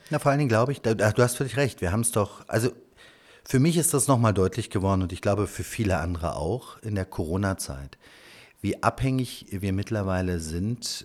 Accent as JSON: {"language": "German", "region": "Berlin", "country": "Germany", "tie": "born or raised there", "said": "Ich bin in Spandau tatsächlich geboren"}